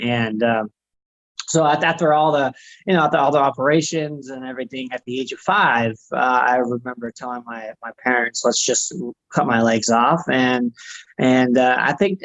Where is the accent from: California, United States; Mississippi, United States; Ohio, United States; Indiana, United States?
California, United States; Southern; I grew up in Southern California